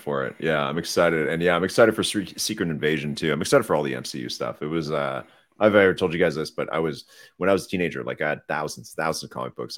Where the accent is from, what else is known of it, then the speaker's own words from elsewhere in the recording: Canada; we're Canadian